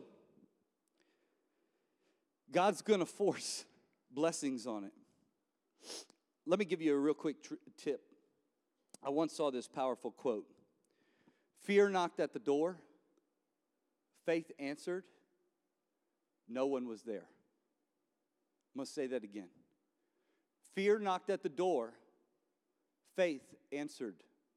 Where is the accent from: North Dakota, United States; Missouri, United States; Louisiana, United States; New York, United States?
Louisiana, United States; New Orleans; I'm from New Orleans